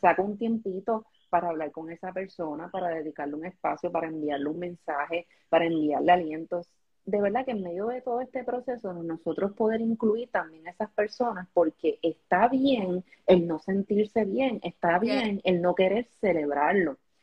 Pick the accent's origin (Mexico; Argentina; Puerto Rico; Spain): Puerto Rico; aquí los puertorros